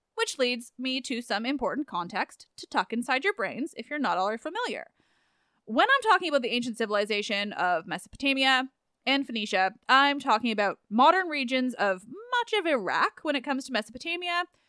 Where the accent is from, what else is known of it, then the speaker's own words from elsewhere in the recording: England, United Kingdom; I am very English